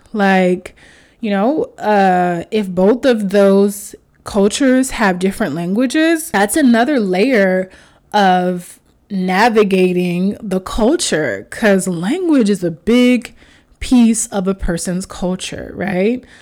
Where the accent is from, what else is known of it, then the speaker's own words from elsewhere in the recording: United States; I was raised in America, but I was raised Haitian